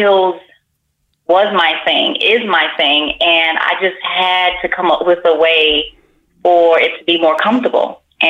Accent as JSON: {"language": "English", "town": "Miami", "region": "Florida", "country": "United States", "also_born_or_lived": "Las Vegas", "lives_now": "California, United States", "said": "Las Vegas, and I am from Miami."}